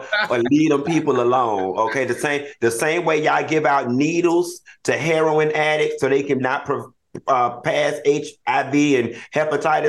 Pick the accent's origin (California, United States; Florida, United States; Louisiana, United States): Florida, United States; Miami; I'm from Miami